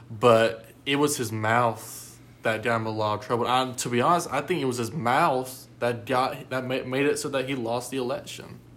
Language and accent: English; United States; as a person that lives here in the United States, as an American citizen